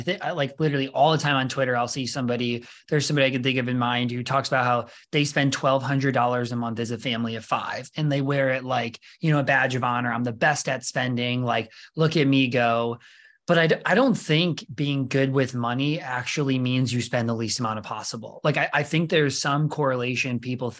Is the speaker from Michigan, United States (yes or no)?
no; Rockford, Illinois, United States; I'm from Rockford, right nearby.